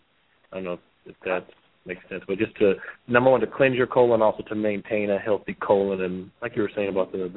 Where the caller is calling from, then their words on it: San Diego, California, United States; I'm actually calling from Mission Valley, San Diego.